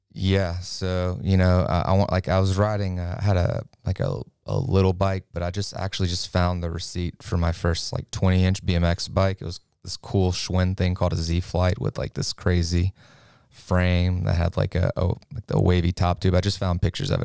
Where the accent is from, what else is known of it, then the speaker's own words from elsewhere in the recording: Lafayette, United States; I'm from Lafayette. I grew up about half a block from downtown